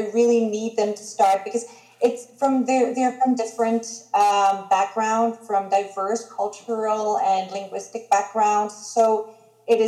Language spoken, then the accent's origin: English; Greece; first language Greek; English is a second language; I am Greek